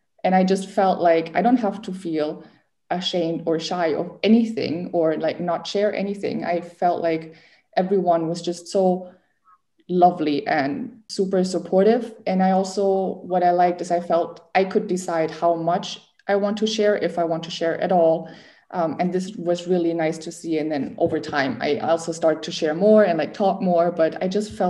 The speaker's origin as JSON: {"language": "English", "country": "Germany", "also_born_or_lived": "Finland", "moved": "yes", "said": "I'm from Germany, and I'm 27"}